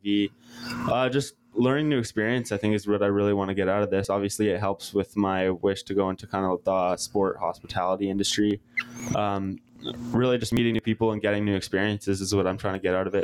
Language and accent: English; Bowmanville, Ontario, Canada; I'm from east of Toronto, uh, what used to be a small town called Bowmanville